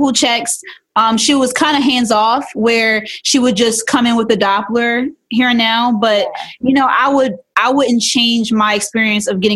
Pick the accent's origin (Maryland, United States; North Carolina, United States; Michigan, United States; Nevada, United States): Maryland, United States; Baltimore; I am in Baltimore. I was raised in Baltimore